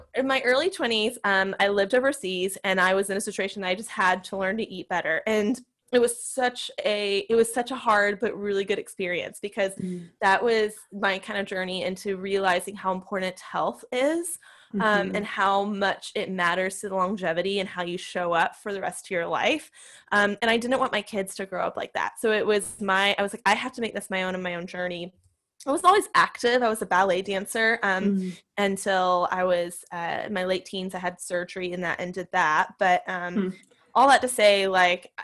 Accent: Nashville, Tennessee, United States; I grew up in Nashville, and I still live in Nashville, Tennessee

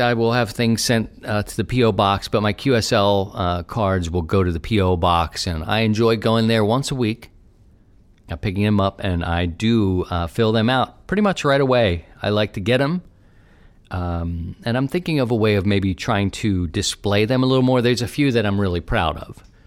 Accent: Baltimore, Maryland, United States; now in near St. Louis, United States; Baltimore, my great city, my hometown

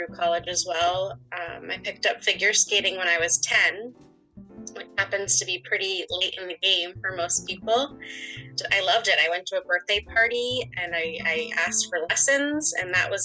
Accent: east end of Long Island, New York, United States; moved away as an adult; also born or lived in Brazil / Connecticut / Colombia / Maine; now in South Portland, United States; I grew up there in New York on the east end until college

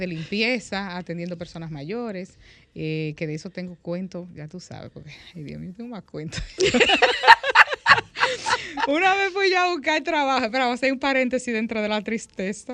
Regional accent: La Vega, Dominican Republic; moved away as an adult; yo nací aquí, pero me crié en La Vega.

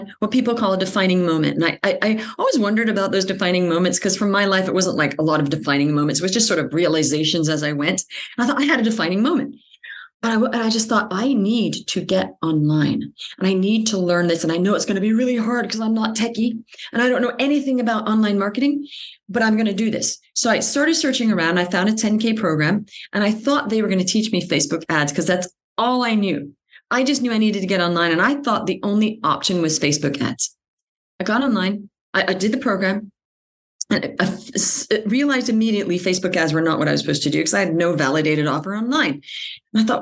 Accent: Australia; moved away as an adult; also born or lived in United States / Paris, France / New York, United States; Even though I grew up in Australia, I was American, but we moved to Australia. I'd never actually lived in the States

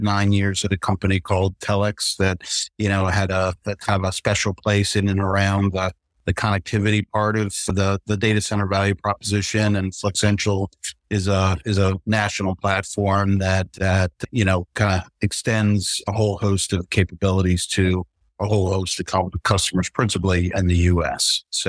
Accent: Charlotte, North Carolina, United States; from Charlotte, North Carolina.

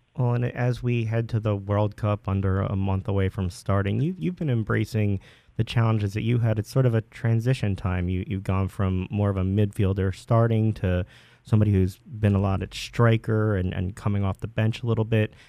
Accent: Marlton, New Jersey, United States; I'm from Marlton myself

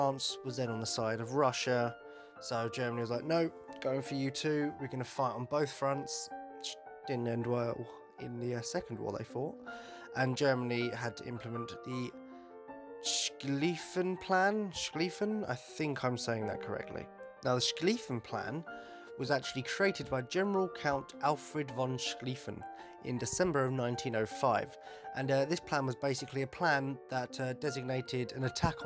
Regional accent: United Kingdom; I'm British

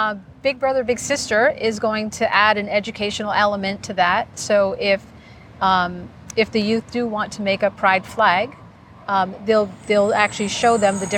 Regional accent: Massachusetts, United States; moved away as an adult; now in Hollywood, Florida, United States; I'm actually from Massachusetts.

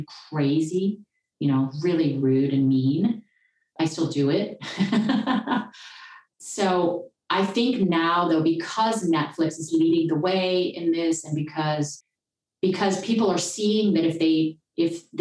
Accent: Southern California, United States; moved away as an adult; now in Germany; I grew up in Southern California

